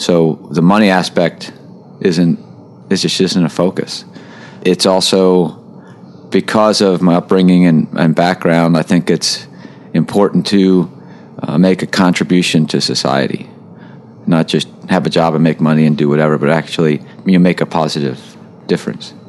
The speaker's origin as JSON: {"language": "English", "area": "outside of Baltimore", "region": "Maryland", "country": "United States", "tie": "born or raised there", "said": "I was born and raised in outside of Baltimore, Maryland. So I grew up fishing Chesapeake Bay"}